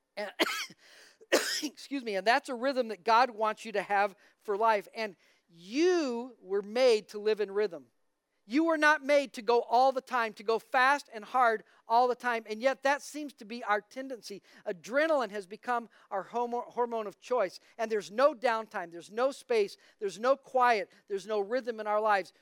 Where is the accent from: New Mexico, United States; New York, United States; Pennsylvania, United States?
New Mexico, United States; Albuquerque; I grew up in Albuquerque, New Mexico